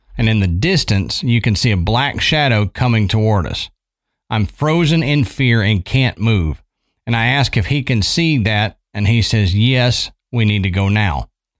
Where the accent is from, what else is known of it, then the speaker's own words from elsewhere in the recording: Buffalo, New York, United States; I'm from Buffalo, New York, and in the suburbs was an old bed and breakfast that had folk tales of witchcraft being done there.